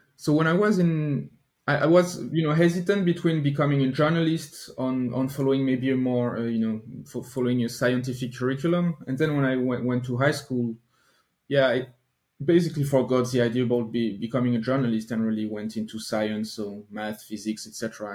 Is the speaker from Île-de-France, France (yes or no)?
no; Normandy, France; now in near Paris, France; I grew up in France, but I lived in Normandy, so most no, northwestern part of France, not not in Paris